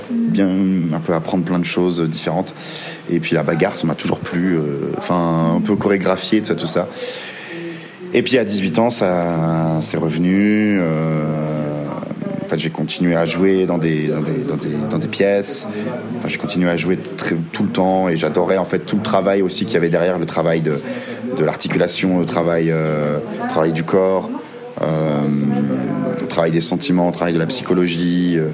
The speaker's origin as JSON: {"language": "French", "region": "Bourgogne-Franche-Comté", "country": "France", "tie": "born or raised there", "said": "j'ai 25 ans, je suis comédien. J'ai grandi dans un petit village dans le Jura avec euh, mon papa, ma maman et ma sœur. Euh, voilà, j'ai grandi à la campagne."}